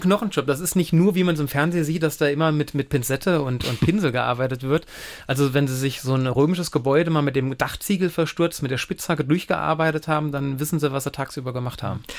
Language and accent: German; Bliesgau, Saarland, Germany; ich bin zum Großteil im Bliesgau aufgewachsen. Also ich kenne ihn tatsächlich von Kindesbein